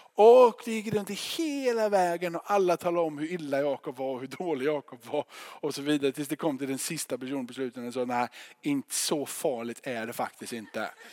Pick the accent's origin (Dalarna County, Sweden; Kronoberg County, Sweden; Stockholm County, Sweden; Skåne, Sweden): Kronoberg County, Sweden; Rottne; now in Gothenburg, Sweden; När jag flyttade här från Göteborg ner dit när jag var tio år